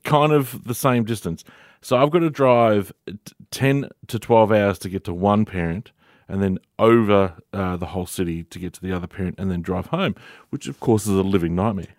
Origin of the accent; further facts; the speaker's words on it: Victoria, Australia; moved away as an adult; now in Dubbo, Australia; to move from my home state of Victoria. Moved a thousand kilometres away to sunny Dubbo.